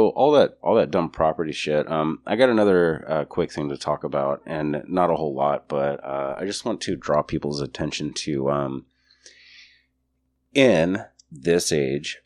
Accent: New Mexico, United States; I'm from New Mexico.

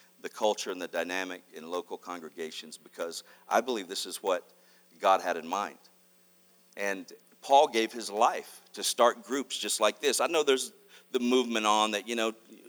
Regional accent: Mississippi, United States; also born or lived in Arkansas; I was born in Arkansas, raised in Mississippi

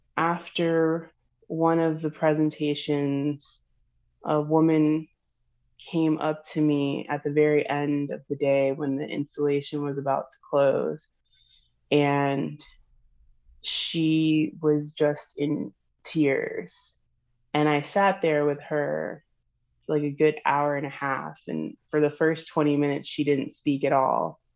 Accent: Florida, United States; I'm from Florida, so I'm from the South

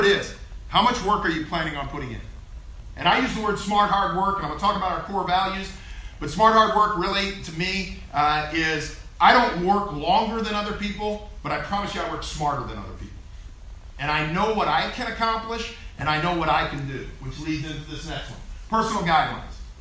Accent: Columbia, Missouri, United States; I went to high school in Columbia

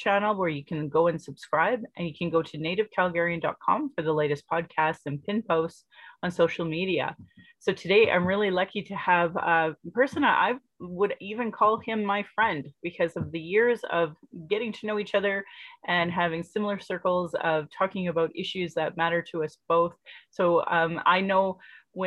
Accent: Calgary, Alberta, Canada; I was born in Calgary

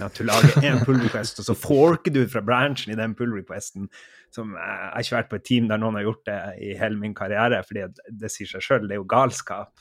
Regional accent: Harstad, Troms, Norway; accent: Harstad dialect; min dialekt eh, kommer fra nord for polarsirkelen. ved starten av vakre eh, Lofoten. Der ligger Harstad som en liten basecamp. Der, der kommer min dialekt ifra.

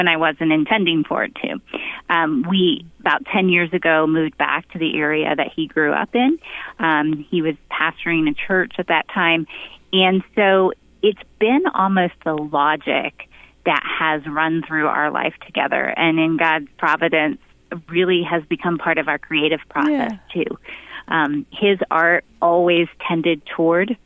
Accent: Pennsylvania, United States; we both grew up in rural spaces. I grew up in Pennsylvania

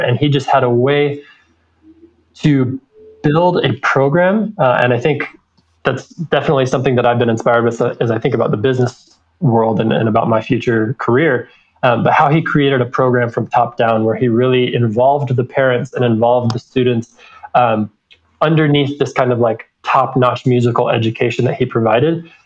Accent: American Fork, Utah, United States; also born or lived in Riverside, California; grew up in American Fork

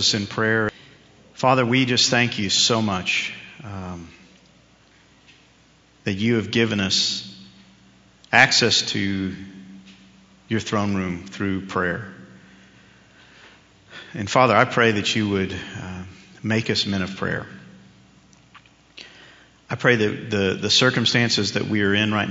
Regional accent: New York, United States; when I was a kid growing up in New York

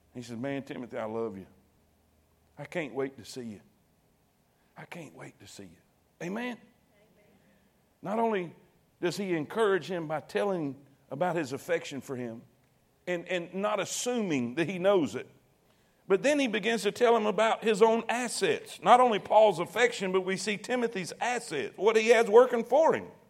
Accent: South Florida, United States; moved away; I grew up in South Florida

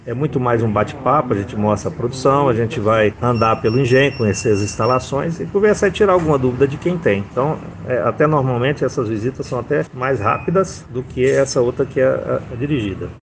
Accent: Minas Gerais, Brazil; now in Paraíba, Brazil; Eu sou mineiro, então a gente tem a cultura de envelhecimento de cachaça

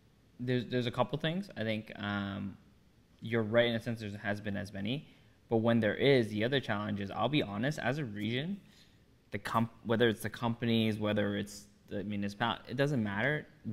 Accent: Toronto, Ontario, Canada; We're not proud to be from a Vaughan, from a Markham, we're from Toronto.

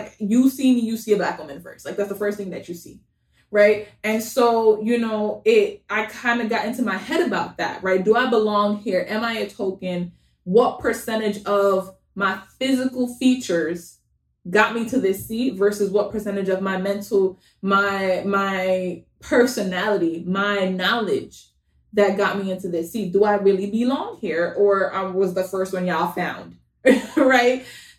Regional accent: Bronx, New York, United States; also born or lived in Jamaica / Long Island; I was born in Jamaica. Most of my life I spent in the Bronx. I lived in Long Island for a good amount of time too. Like, where am I from?

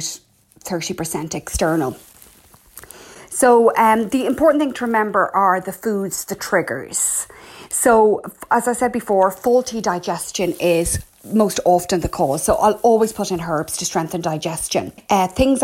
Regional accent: Ireland; I'm …

